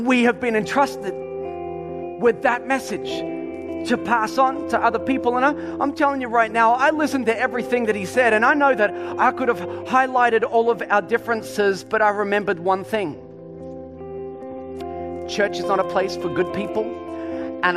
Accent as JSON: {"language": "English", "town": "Melbourne", "region": "Victoria", "country": "Australia", "said": "I'm from, you know, Melbourne"}